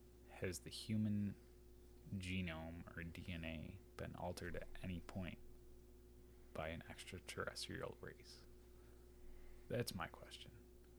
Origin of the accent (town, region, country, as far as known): United States